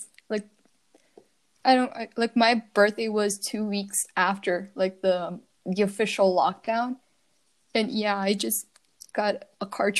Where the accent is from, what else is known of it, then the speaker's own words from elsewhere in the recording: Brazil; English is a second language; now in Austria; I am from Brazil. And I've been living in Brazil until I don't even remember.